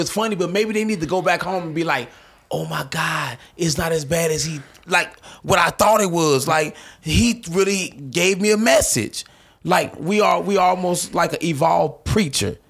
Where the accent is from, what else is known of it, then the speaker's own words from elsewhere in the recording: St. Louis, Missouri, United States; I'm from North Saint Louis